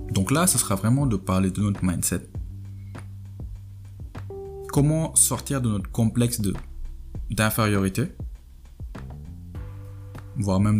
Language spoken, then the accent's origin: French; Senegal; moi je suis sénégalais, je suis à 10 000, 15 000 km de chez moi